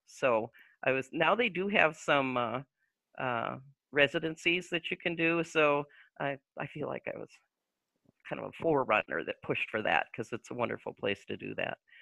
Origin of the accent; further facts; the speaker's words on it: Little Falls, Minnesota, United States; moved away as an adult; I decided to come back to my hometown